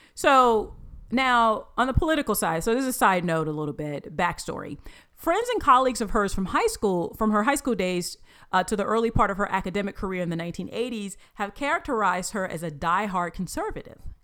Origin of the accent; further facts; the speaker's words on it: United States; being an American